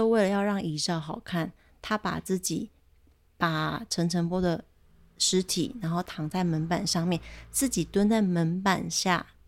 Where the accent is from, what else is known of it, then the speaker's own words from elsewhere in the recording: Chiayi, Taiwan; 跟我是家里人、跟嘉义的女人可以有什么样的结合？